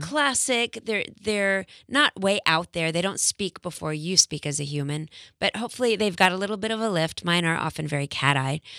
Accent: Texas, United States; I went to an all-girls school for eleven years growing up in Texas

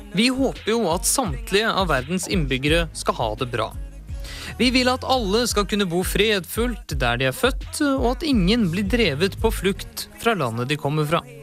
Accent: Oslo, Norway; født og oppvokst på Oslos bedre side

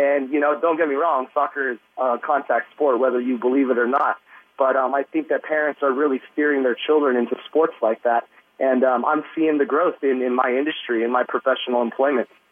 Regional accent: San Diego, California, United States; I'm born and raised in San Diego

